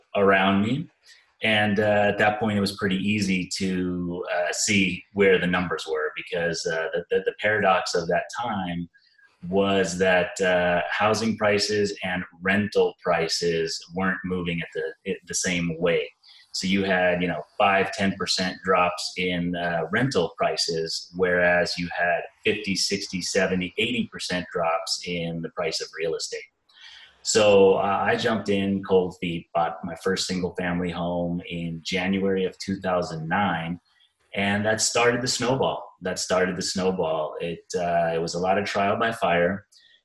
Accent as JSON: {"language": "English", "area": "Bay Area", "region": "California", "country": "United States", "moved": "as an adult", "lives_now": "Arizona, United States", "said": "I'm originally from the Bay Area"}